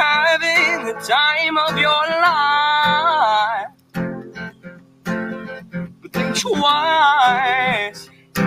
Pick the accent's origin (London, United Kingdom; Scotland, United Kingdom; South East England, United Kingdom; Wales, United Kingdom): Scotland, United Kingdom; moved away; I am from Scotland. As most of you know, I did move here. And again, I've told you before, I'm a Catholic from the West Coast.